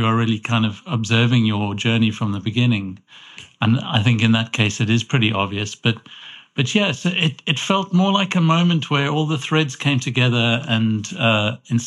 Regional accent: Cape Town, Western Cape, South Africa; moved away as an adult; also born or lived in London; now in Edinburgh, United Kingdom; I grew up in Cape Town in South Africa

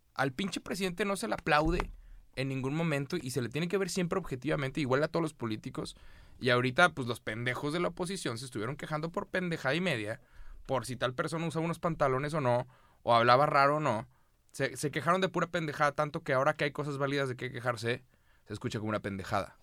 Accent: Mexico; soy de México

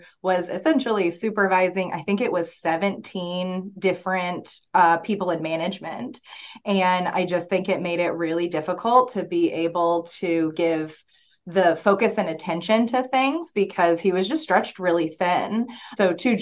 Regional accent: Springfield, Missouri, United States; I grew up in Springfield

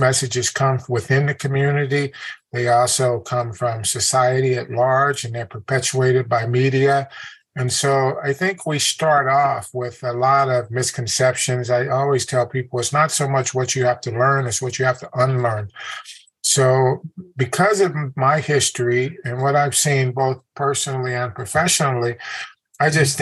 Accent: Chicago, Illinois, United States; also born or lived in Germany; I grew up in the Woodlawn district of Chicago, which is right in the heart of the South Side, in an all black neighborhood

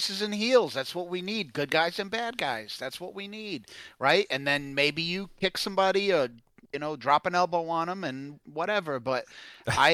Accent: Massachusetts, United States; I'm originally from Massachusetts.

